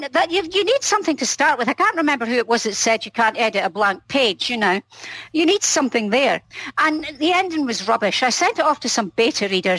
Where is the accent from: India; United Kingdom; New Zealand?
United Kingdom; Scotland; I'm Scottish